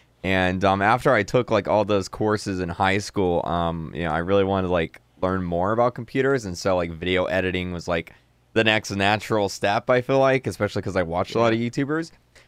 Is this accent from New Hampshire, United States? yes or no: no; Florida, United States; the town I grew up in Florida, it has about 3,000 people that lived in it